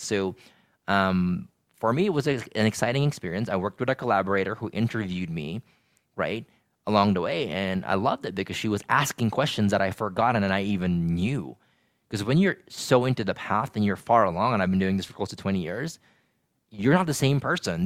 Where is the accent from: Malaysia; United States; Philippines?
Philippines; moved away as an adult; I grew up in the Philippines for eighteen years, and when I moved here